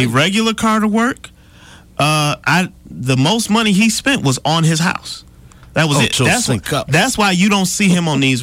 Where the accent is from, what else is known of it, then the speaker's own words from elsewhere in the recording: the North, United States; I'm blessed to be from the North.